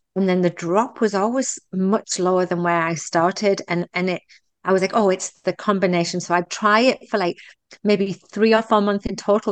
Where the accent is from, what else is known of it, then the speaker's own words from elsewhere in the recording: United Kingdom; also born or lived in Texas; now in Canada; I'm very British about putting things in the box and moving away from them